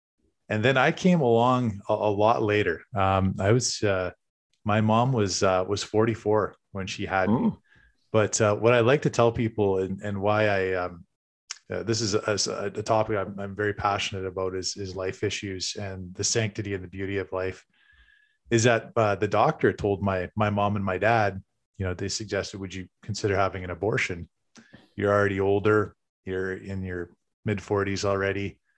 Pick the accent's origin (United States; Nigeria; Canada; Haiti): Canada; Westlock, Alberta; born there; so I was born in Alberta, actually in Westlock, Dennis.